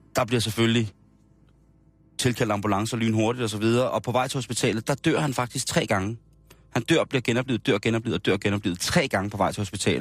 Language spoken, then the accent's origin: Danish; Denmark; sådan som vi er opdraget som danskere i den kristne danske folketro